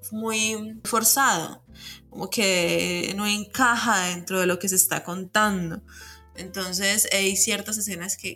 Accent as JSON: {"language": "Spanish", "country": "Mexico", "said": "la belleza tiene origen en la herida y es esa herida que como latinos, como mexicanos eh, compartimos, ¿no?"}